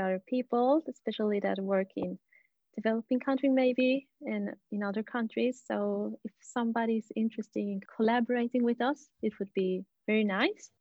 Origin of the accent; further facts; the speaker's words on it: Bolivia; moved away; I'm from Bolivia originally